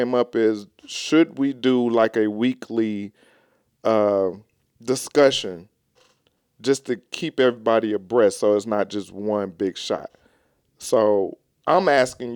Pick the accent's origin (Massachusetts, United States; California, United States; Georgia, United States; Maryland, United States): Georgia, United States; Atlanta; I'm from Atlanta